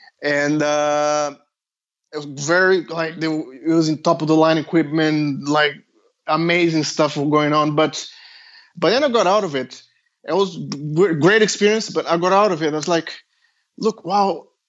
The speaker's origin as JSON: {"language": "English", "country": "Australia", "said": "Well, I'm Australian. I applied for a PhD in Australia."}